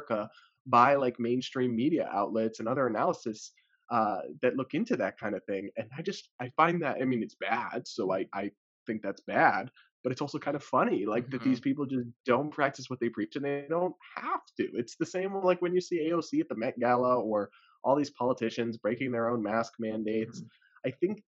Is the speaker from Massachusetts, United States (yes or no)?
yes; Massachusetts, United States; I'm from the New England area and Massachusetts in particular